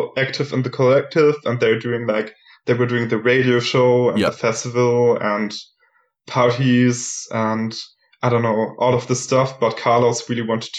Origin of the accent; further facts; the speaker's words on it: Germany; moved away as an adult; also born or lived in Valencia, Spain; now in Leipzig, Germany; I'm from Germany originally